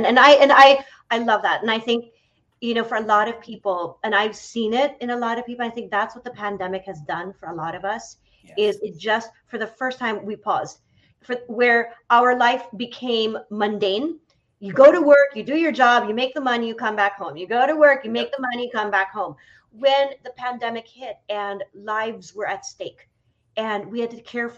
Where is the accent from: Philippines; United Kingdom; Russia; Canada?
Philippines; moved away as an adult; also born or lived in New York City, United States; now in San Francisco, United States; I grew up in the Philippines, left the Philippines when I was 18 to study acting in New York